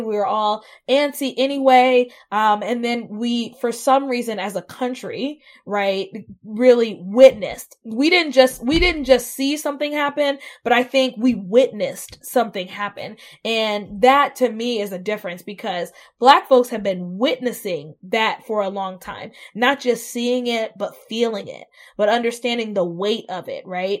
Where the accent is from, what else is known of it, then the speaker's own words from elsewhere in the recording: Southeast, United States; moved away as an adult; now in Columbus, United States; I'm from the South, and growing up in the Southeast